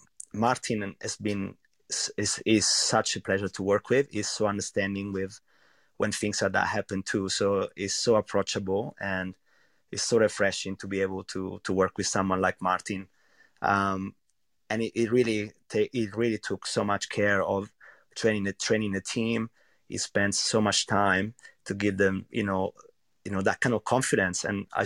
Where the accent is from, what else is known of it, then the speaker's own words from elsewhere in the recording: central Italy, Italy; English is a second language; Well, I'm from a really small village, actually, in central Italy. And I don't know, it's a place where there are many really simple restaurants